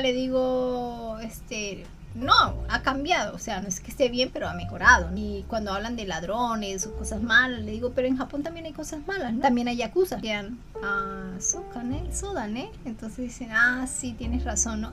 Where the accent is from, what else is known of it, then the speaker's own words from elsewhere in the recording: Colombia; now in Japan; cuando me dicen, ¿de dónde eres? De Colombia.